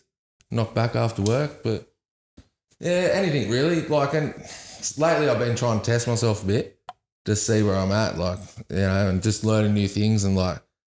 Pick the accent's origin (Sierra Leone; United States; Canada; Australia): Australia; Nowra, New South Wales; I'm from Nowra.